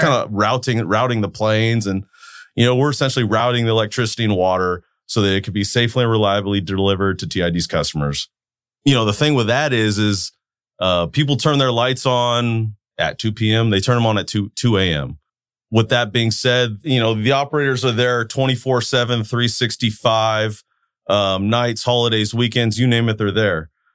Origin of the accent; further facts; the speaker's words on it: Turlock, California, United States; I'm a Turlock boy, born and raised in Turlock, live in Turlock